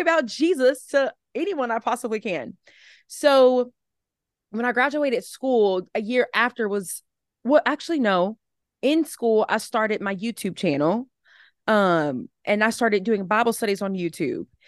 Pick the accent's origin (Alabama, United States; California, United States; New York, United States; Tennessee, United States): Alabama, United States; moved away as an adult; also born or lived in South Carolina; now in Atlanta, United States; I live in Atlanta, Georgia right now. But I grew up in Alabama.